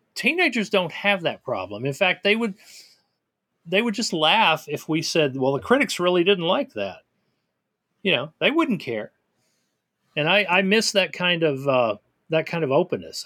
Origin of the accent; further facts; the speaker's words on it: Tennessee, United States; I grew up in Tennessee